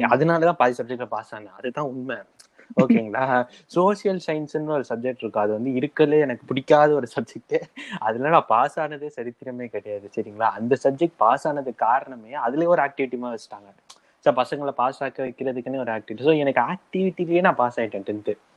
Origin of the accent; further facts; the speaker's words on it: Madurai, Tamil Nadu, India; moved away; also born or lived in Chennai; நானும் மதுரையில தான் பிறந்தேன் சென்னை போனது